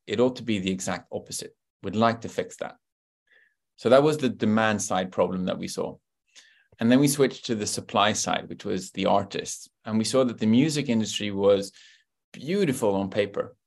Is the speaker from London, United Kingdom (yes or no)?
yes; London, United Kingdom; I grew up in Great Britain, and so I was born in London